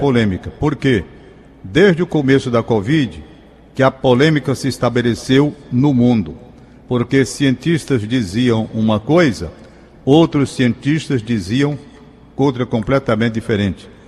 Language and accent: Portuguese; Fortaleza, Ceará, Brazil; Eu sou um cara da Gentilândia. Eu nasci na Gentilândia, moro na Gentilândia